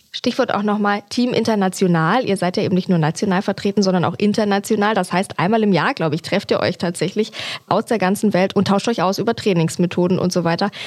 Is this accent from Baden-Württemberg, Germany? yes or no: no; Franconia, Bavaria, Germany; Ich komme übrigens auch aus Franken